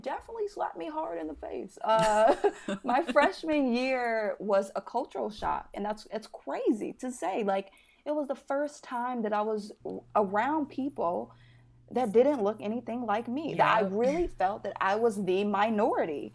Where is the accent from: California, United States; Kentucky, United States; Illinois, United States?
Illinois, United States; Chicago; moved away as an adult; also born or lived in Philadelphia; now in New York City, United States; I'm from Chicago, born and raised